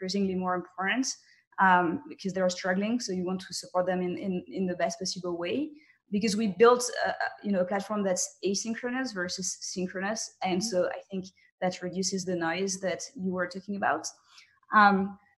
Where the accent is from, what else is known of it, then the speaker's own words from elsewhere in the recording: France; I was raised in France